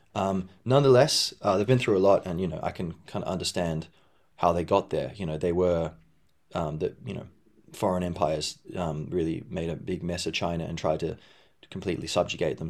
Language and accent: English; Perth, Western Australia, Australia; I grew up in Perth, Western Australia